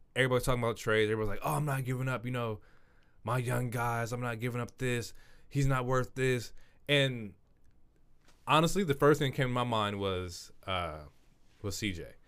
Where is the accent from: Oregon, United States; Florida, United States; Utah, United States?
Oregon, United States; Portland; we are from Portland